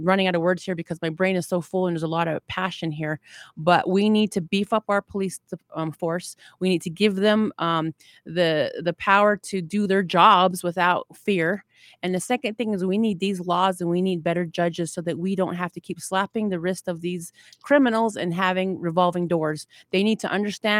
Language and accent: English; Navajo Nation, United States; I am Dine, and I am a God-fearing woman, and I stand underneath that flag as a Native American woman